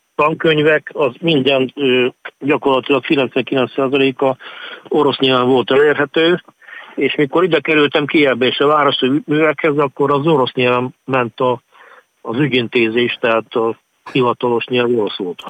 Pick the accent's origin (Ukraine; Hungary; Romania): Ukraine; Transcarpathia, Zakarpattia Oblast; moved away as an adult; also born or lived in Lviv; now in Kyiv, Ukraine; kárpátaljai vagyok